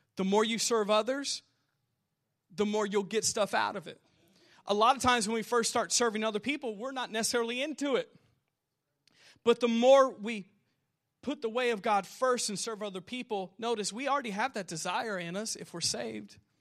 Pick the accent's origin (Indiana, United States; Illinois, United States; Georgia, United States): Indiana, United States; Southern; I'm a loser from Southern Indiana